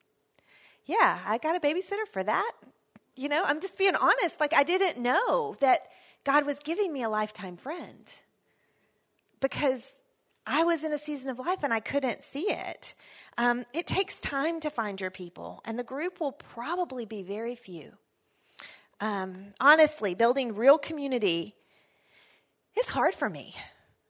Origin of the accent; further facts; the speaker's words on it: Texas, United States; I'm from Texas